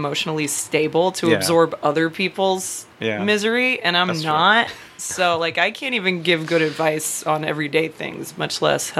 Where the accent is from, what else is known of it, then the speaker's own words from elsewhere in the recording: Marietta, Georgia, United States; also born or lived in Louisiana; I am one of the true Atlanta metro area locals, because I grew up in Marietta.